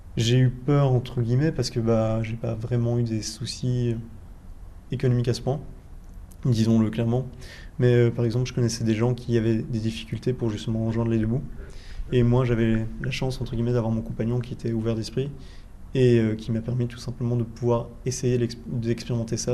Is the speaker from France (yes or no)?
no; Belgium; je suis belge